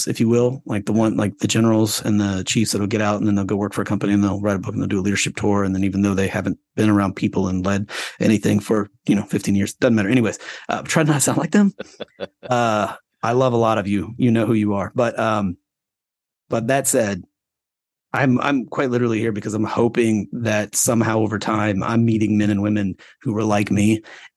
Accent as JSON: {"language": "English", "region": "Florida", "country": "United States", "tie": "born or raised there", "moved": "yes", "said": "I grew up in Florida. I got kicked out of public school in Florida"}